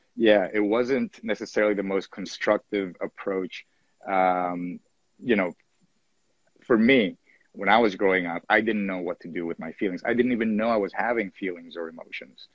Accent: Venezuela; I was born in Venezuela, 1977

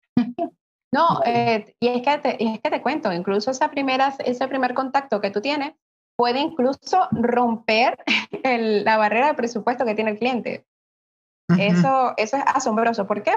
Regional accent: Venezuela; soy de Venezuela

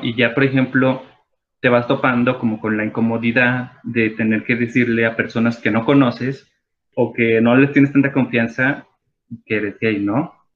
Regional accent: Mexico; todas las personas que nos identificamos como mexicanas

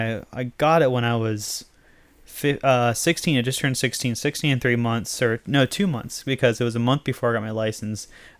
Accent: Vermont, United States; moved away; like I grew up in Vermont

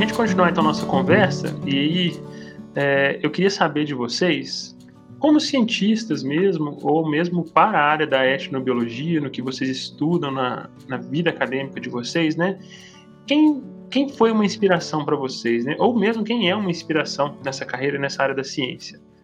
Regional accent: Minas Gerais, Brazil; Eu sou mineiro

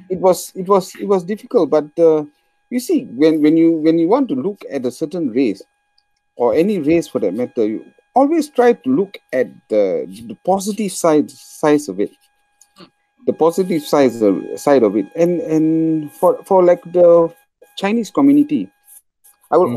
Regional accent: Penang, Malaysia; we are from Penang

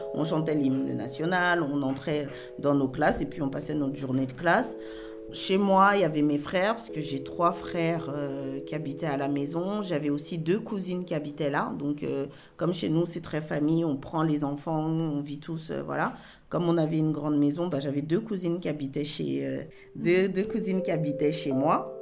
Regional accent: Cameroon; moved away; chez moi en Afrique ou précisément au Cameroun

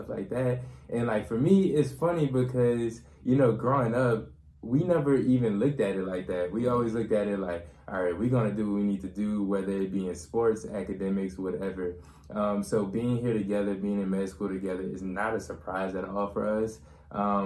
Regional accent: New Orleans, Louisiana, United States; moved away as an adult; also born or lived in Slidell, Louisiana; now in Shreveport, United States; We lived in Slidell, but we mostly grew up in New Orleans. We went to school in New Orleans our whole lives

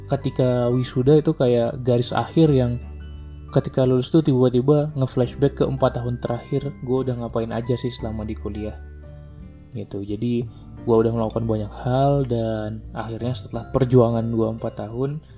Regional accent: Medan, North Sumatra, Indonesia; moved away; also born or lived in Bandung; Karena gue juga merantau gitu kan, gue dari Medan ke Bandung, gue merantau menemukan banyak kultur baru, gitu, menemukan banyak orang-orang baru.

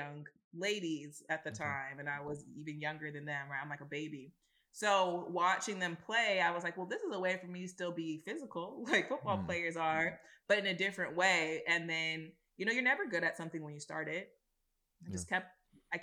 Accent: East Palo Alto, California, United States; my dad was a Pop Warner football coach in the small town I'm from, East Palo Alto

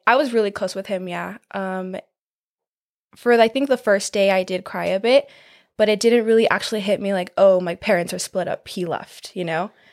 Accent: California, United States; I am from California.

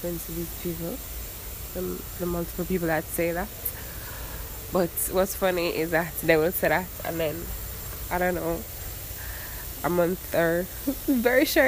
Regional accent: Jamaica; now in Miami, United States; I'm from Jamaica

